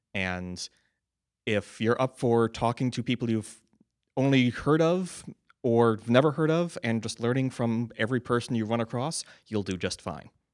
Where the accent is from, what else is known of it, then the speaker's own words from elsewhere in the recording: United States; I'm an American too